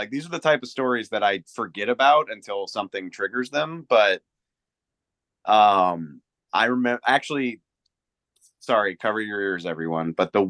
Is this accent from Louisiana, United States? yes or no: yes; Louisiana, United States; And like, I grew up in Louisiana. I didn't know anything about tornadoes.